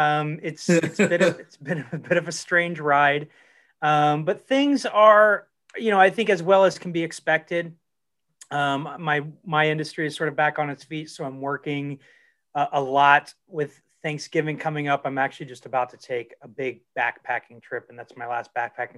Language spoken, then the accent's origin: English; Dayton, Ohio, United States; now in California, United States; I grew up in Dayton, Ohio, in a suburb of Dayton, Ohio, southwestern Ohio